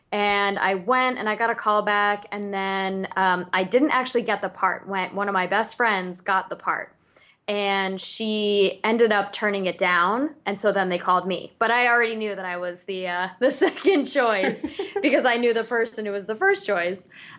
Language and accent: English; Florida, United States; I grew up in Florida